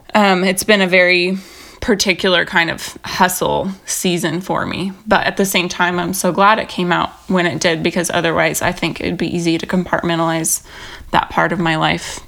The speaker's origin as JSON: {"language": "English", "region": "Pacific Northwest", "country": "United States", "also_born_or_lived": "Los Angeles", "moved": "yes", "lives_now": "Portland, United States", "said": "I'm from the Northwest originally as well."}